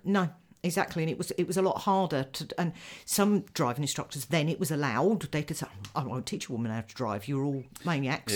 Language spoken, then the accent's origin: English; United Kingdom; as a British person